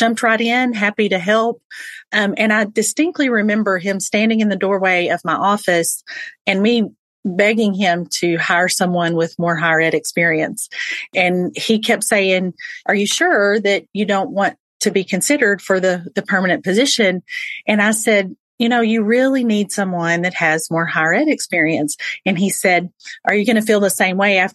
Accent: Texas, United States; I am born and raised in Texas

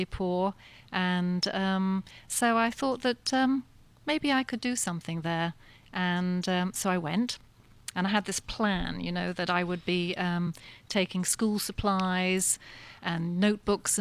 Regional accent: south of England, United Kingdom; moved away; I'm English, and I grew up in the south of England

